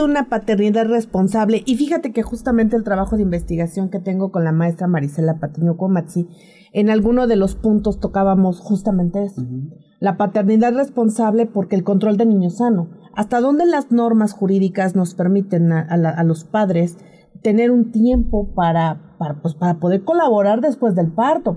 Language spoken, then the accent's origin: Spanish; Tlaxcala, Mexico; moved away; yo vengo de Tlaxcala